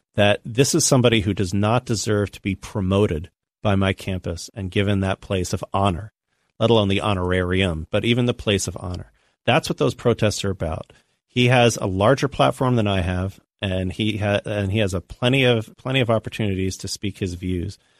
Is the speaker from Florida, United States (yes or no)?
yes; Tampa, Florida, United States; I grew up in Tampa, Florida, which had a huge, uh, Latino population